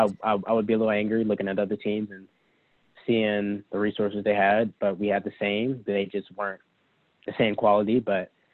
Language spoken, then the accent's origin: English; Huntsville, Alabama, United States; moved away; growing up in North Alabama